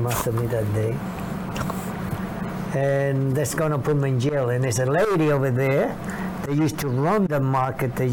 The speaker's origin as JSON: {"language": "English", "country": "Panama", "tie": "born or raised there", "also_born_or_lived": "New York City", "moved": "as an adult", "lives_now": "United States", "said": "I grew up in Panama, but 300 miles away"}